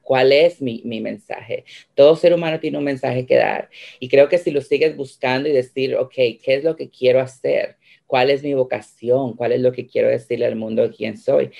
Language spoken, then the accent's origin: Spanish; Guatemala; now in United States; yo soy guatemalteca, soy una mujer emigrante